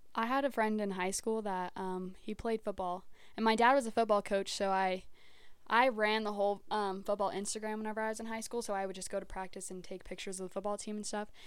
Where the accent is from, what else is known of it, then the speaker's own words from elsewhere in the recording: Hatch, New Mexico, United States; also born or lived in Las Cruces, New Mexico; I was born in Cruces and I grew up in Hatch, all my mom's family farms